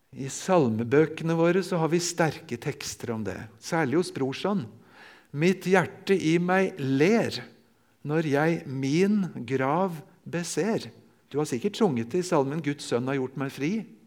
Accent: near Larvik, Vestfold, Norway; jeg får si hjemme i Vestfold, ved Larvik

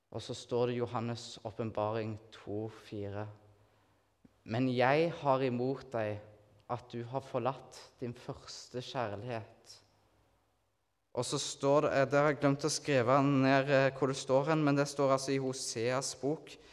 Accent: Nærbø, Rogaland, Norway; moved away as an adult; now in Kristiansand, Norway; jeg kommer fra Nærbø, da, på Jæren.

